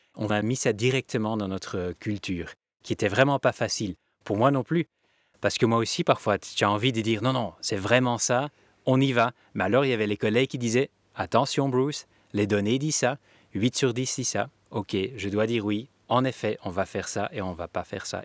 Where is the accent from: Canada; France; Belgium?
Belgium; On est tous des Belges